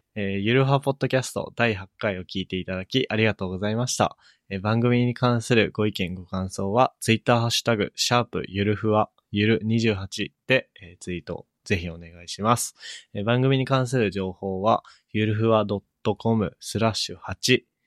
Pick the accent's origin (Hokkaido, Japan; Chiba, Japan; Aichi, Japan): Hokkaido, Japan; Chitose; moved away; 千歳出身